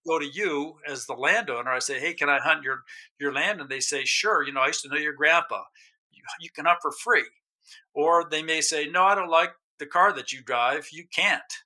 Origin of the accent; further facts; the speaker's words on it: New Mexico, United States; moved away as an adult; also born or lived in Alaska; I grew up in New Mexico. I left in my 20s for Alaska, lived up there for about 30 years, came back about 15 years ago